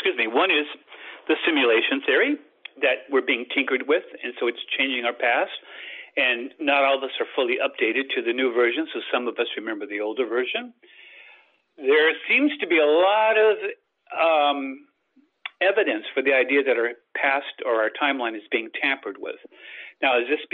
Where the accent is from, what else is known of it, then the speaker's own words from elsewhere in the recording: Australia; moved away; also born or lived in United States; I lived in Australia as a kid. I'm Australian and American